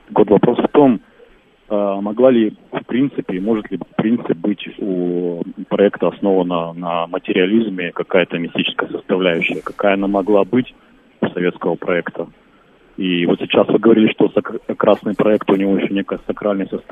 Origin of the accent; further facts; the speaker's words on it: Yekaterinburg, Sverdlovsk Oblast, Russia; я из города Екатеринбург.